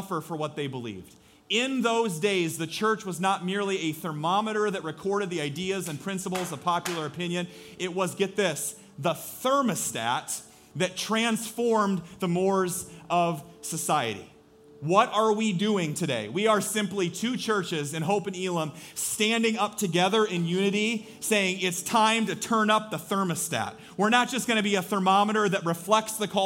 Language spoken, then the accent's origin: English; Story City, Iowa, United States; I grew up in Story City